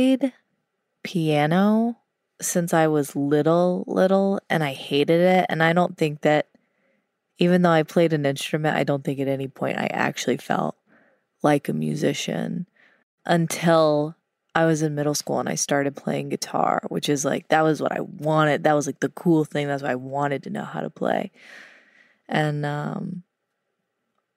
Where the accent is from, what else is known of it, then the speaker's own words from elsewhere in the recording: Louisiana, United States; I'm from Louisiana, and there was a restaurant chain called Brubacher's